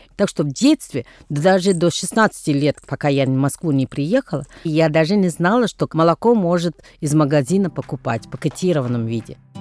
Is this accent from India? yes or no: yes; Tamil Nadu, India; Russian is a second language; moved away; где я происхожу из Тамильнаду